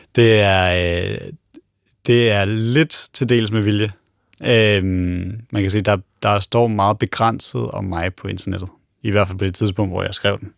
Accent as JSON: {"language": "Danish", "country": "Denmark", "said": "vi som, som danskere"}